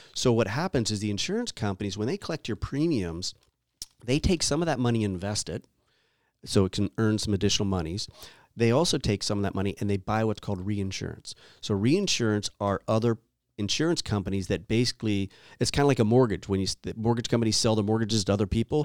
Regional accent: East Coast, United States; now in California, United States; I grew up on the East Coast

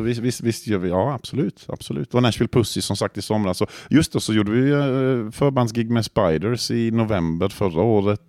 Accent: Croatia; Swedish is a second language; now in Växjö, Sweden; jag kommer från Kroatien i grund och botten.

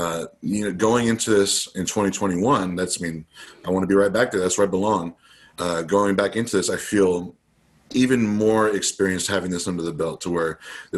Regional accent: United States; as an American athlete

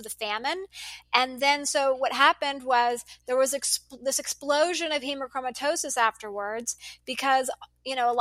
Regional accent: United States; also born or lived in Dallas, Texas; I'm an American

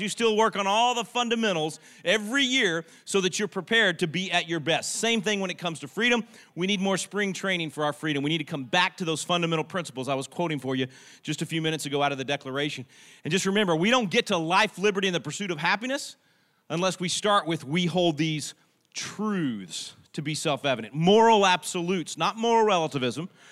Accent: Texas, United States; I'm a Texan. We Texans

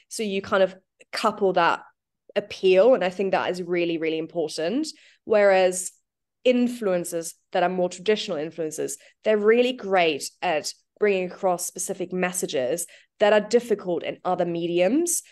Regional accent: New Zealand; now in United Kingdom; I'm from New Zealand.

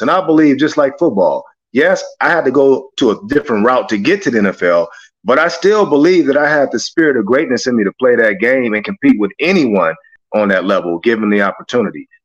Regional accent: Los Angeles, California, United States; growing up in South Central

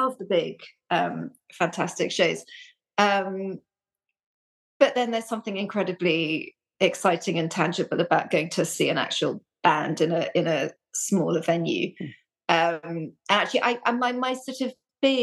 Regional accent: London, United Kingdom; moved away as an adult; also born or lived in Reading; I grew up in London

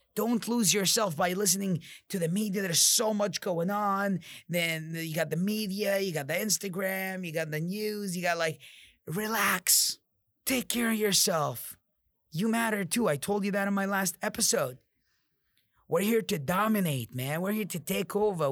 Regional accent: Jordan; I'm from Jordan, I'm mod, I'm Arab

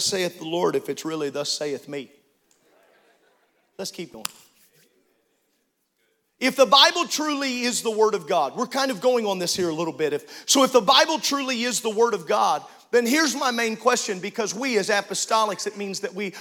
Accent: Illinois, United States; I grew up in Illinois

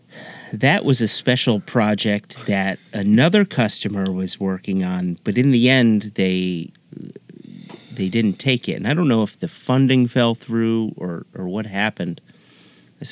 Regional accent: United States; as an American

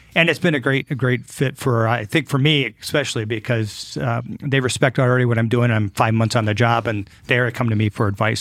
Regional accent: Detroit, Michigan, United States; moved away as an adult; now in Fort Wayne, United States; growing up in the Detroit area

